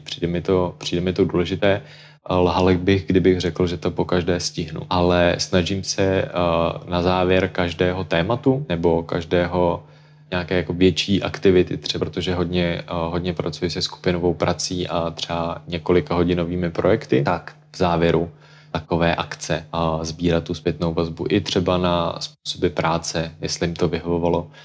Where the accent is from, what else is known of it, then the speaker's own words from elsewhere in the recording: Czechia; u nás, u nás v Čechách